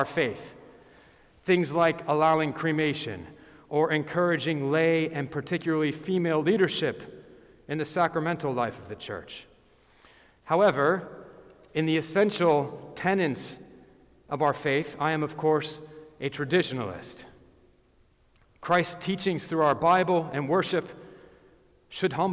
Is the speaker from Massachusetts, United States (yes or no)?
yes; Boston, Massachusetts, United States; I am from Boston